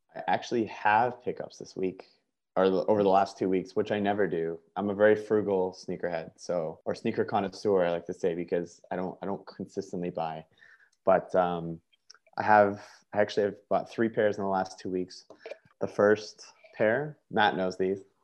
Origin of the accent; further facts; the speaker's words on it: Canada; a Canadian sneakerhead